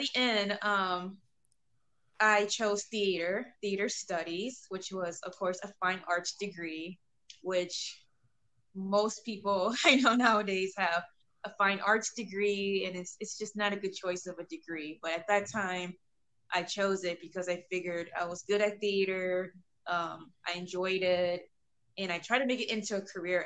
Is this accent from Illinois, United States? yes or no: yes; Illinois, United States; I'm from Illinois